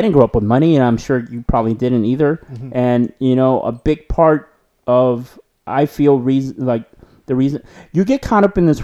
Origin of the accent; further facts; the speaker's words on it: Los Angeles, California, United States; We're from Los Angeles